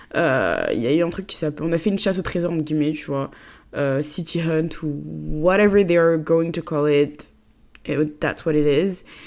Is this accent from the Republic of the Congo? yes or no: no; Côte d’Ivoire; moved away as an adult; now in France; j'ai grandi en Côte d'Ivoire et que mes parents vivent en Côte d'Ivoire et que moi je suis juste en France euh, pour mes études